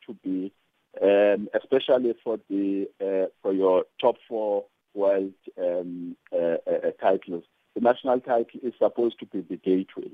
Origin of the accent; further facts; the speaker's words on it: South Africa; a South African